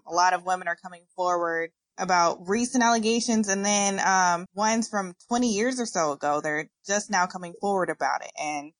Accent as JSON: {"language": "English", "town": "Indianapolis", "region": "Indiana", "country": "United States", "tie": "born or raised there", "said": "I am from Indianapolis, Indiana, born and raised."}